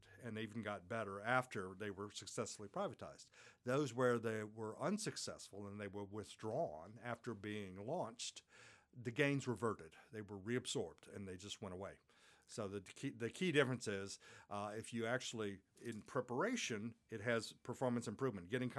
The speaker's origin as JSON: {"language": "English", "country": "United States", "said": "in my home country, the United States"}